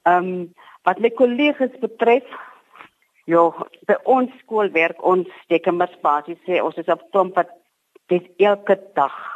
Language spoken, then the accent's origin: Afrikaans; Matwaland, Northern Cape, South Africa; also born or lived in Springbok; Ek is gebore in Matwaland